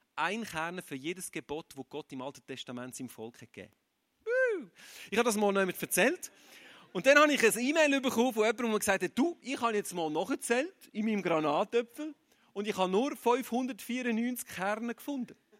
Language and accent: German; Aargau, Switzerland; Ich bin kein Zürcher. Ich bin ein Aargauer